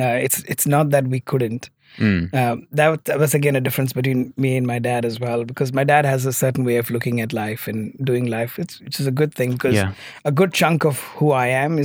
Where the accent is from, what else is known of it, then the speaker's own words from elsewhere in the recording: Muscat, Oman; So I was born in Oman as a third culture kid. Grew up in Oman and did school my whole life, pretty much, actually. And Oman has been home for me.